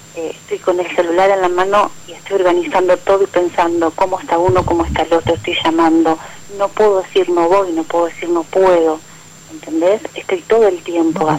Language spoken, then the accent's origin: Spanish; Lanús, Buenos Aires Province, Argentina; De Lanús, acá de Lanús